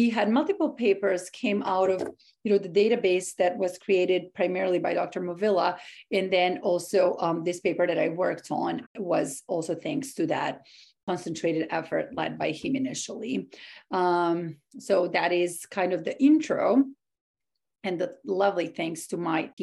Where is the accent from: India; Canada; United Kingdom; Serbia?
Serbia; moved away as an adult; also born or lived in Boston area, Massachusetts, United States; now in Washington, D.C., United States; I'm originally from Serbia in Eastern Europe. I came to this country 10 years ago.